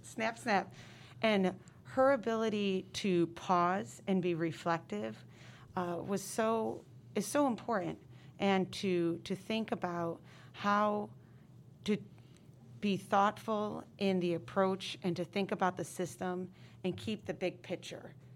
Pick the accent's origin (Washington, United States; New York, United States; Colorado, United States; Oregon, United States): New York, United States; upstate; moved away as an adult; now in California, United States; Born and raised in upstate New York, I moved here from N Y C